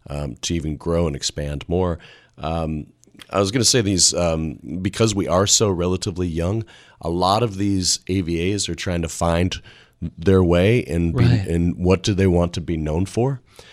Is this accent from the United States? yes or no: yes; Washington, United States; Yeah, I grew up in Central Washington, and, you know, wine was not a big part of our culture in Washington.